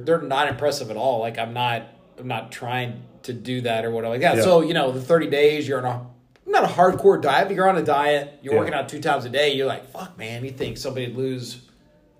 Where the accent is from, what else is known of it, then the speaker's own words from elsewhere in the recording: Houston, Texas, United States; I'm from Houston